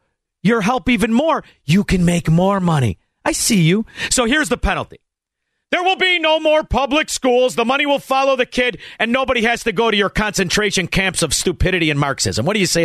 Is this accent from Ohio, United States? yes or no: no; Melrose Park, Illinois, United States; Now, you know, I'm from Melrose Park, but even I don't think that's right.